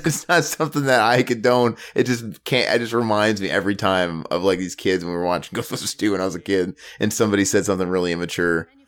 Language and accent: English; Omaha, Nebraska, United States; Omaha, Nebraska, my hometown